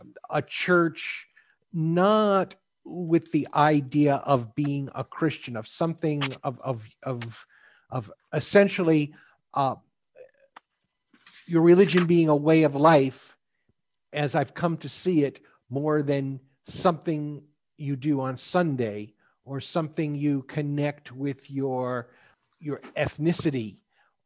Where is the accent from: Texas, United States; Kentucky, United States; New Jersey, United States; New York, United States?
New York, United States; the Northeast; now in Houston, United States; Now, I grew up in the Northeast, in New York, grew up Catholic, went to Catholic school through high school.